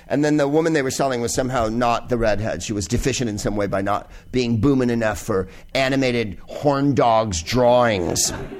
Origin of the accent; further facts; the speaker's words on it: San Carlos, California, United States; Well, I grew up in San Francisco, or the San Carlos, to be precise, the whitest place on earth, home of the Plain Yogurt Festival.